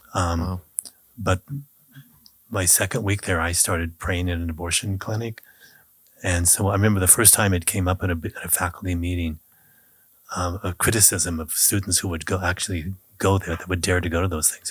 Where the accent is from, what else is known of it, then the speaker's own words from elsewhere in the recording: United States; in Kansas, Nebraska, where I grew up